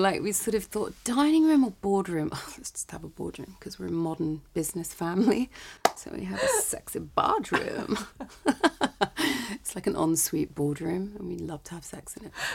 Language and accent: English; United Kingdom; I'm British